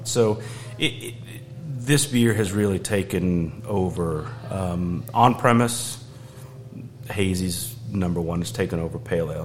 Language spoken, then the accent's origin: English; Georgia, United States; moved away as an adult; also born or lived in Asheville, North Carolina; I grew up in in Georgia